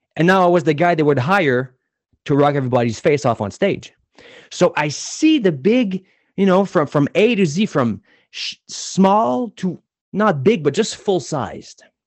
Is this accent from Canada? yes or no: yes; New Brunswick, Canada; I was born in New Brunswick, and in New Brunswick, I was player number thirteen in the province